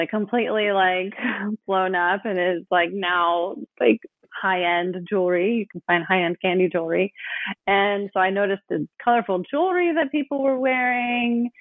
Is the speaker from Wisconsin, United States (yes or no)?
no; Oakland, California, United States; I grew up in Oakland